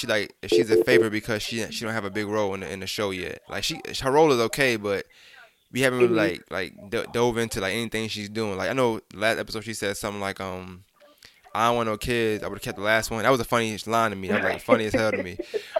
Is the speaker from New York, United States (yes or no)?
yes; New York, United States; I'm from New York